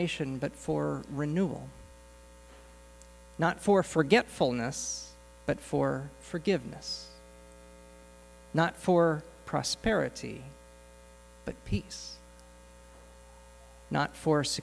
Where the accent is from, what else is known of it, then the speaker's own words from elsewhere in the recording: Southern California, United States; I grew up in Southern California